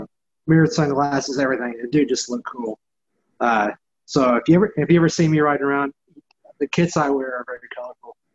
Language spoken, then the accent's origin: English; Texas, United States; I'm from Texas